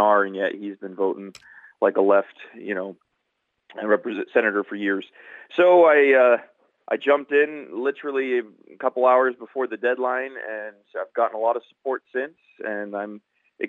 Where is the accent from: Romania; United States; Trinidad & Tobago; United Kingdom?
United States; Nenana, Alaska; I am from Nenana, and which is about 45 minutes on the Parks Highway south of Fairbanks